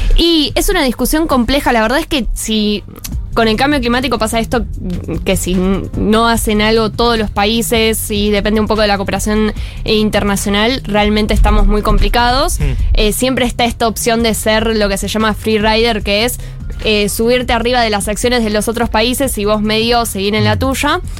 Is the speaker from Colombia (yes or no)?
no; Argentina